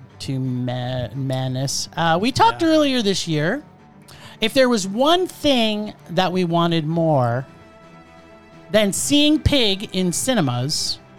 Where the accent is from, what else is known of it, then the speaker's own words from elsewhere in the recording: Calgary, Alberta, Canada; Yeah, in the city of Calgary.